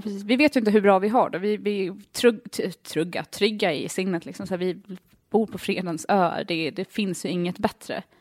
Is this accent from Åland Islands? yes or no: yes; Åland Islands; also born or lived in United States; jag har aldrig sett ut som en ålänning